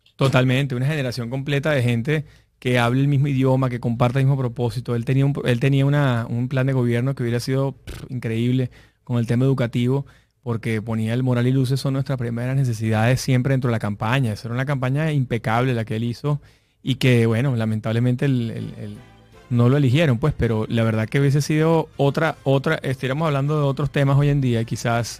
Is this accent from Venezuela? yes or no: yes; Venezuela